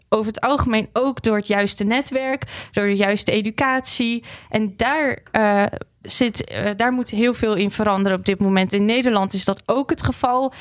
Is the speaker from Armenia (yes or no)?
yes; Armenia; now in Netherlands; Ik kom zelf ook uit Armenië.